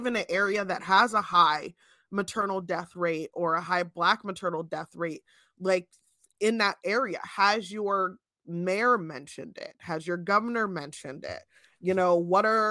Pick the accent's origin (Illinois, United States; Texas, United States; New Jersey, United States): New Jersey, United States; now in Pennsylvania, United States; Chelsea and I grew up in New Jersey before we both ended up in Pennsylvania